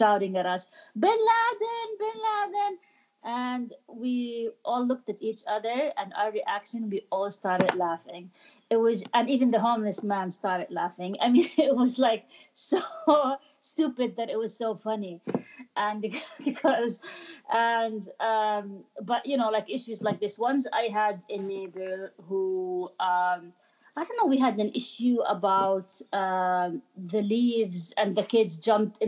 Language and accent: English; Jordan; first language Arabic; English is a second language; moved away as an adult; also born or lived in Amman, Jordan / Kuwait / London, United Kingdom; now in Rockville, United States; growing up in Jordan, and Jordan is pretty, it's not that diverse